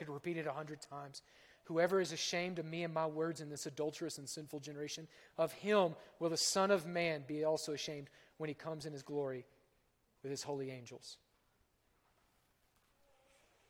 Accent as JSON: {"language": "English", "region": "Oklahoma", "country": "United States", "said": "I'm from Oklahoma"}